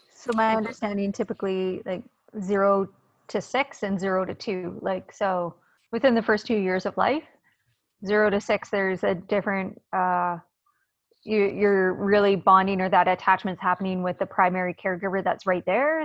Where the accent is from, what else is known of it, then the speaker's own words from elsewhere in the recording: Canada; also born or lived in Vancouver, Canada; as a Canadian